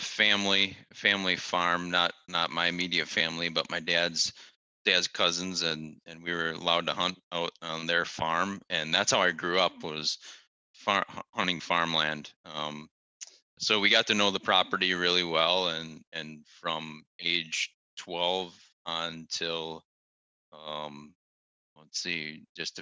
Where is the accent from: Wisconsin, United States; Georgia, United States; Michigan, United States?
Wisconsin, United States; moved away as an adult; now in North Carolina, United States; I am born and raised in the Midwest in Wisconsin